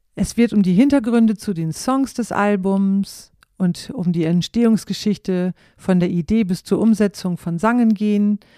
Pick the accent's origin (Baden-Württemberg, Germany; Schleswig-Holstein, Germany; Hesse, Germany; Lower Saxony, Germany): Lower Saxony, Germany; East Frisia; moved away; als Kinder in Ostfriesland